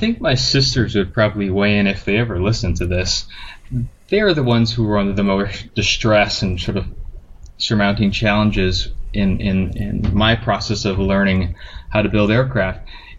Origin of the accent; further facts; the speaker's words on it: Hawaii, United States; So raised in Hawaii with a military family.